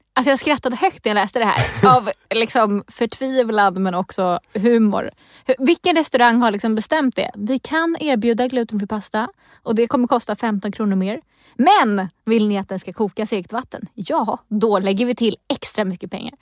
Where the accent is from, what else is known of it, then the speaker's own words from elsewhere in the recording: Stockholm County, Sweden; jag är från Region Stockholm, om det inte hörs på min dialekt.